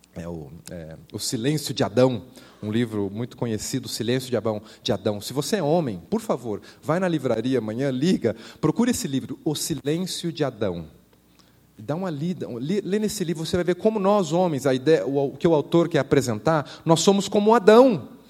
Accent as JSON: {"language": "Portuguese", "country": "Brazil", "moved": "as an adult", "lives_now": "Thailand", "said": "Eu sou do Brasil"}